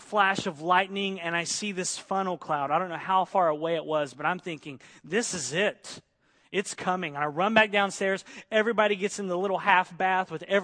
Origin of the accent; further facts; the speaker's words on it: Oklahoma, United States; moved away; I grew up in Oklahoma in Tornado Alley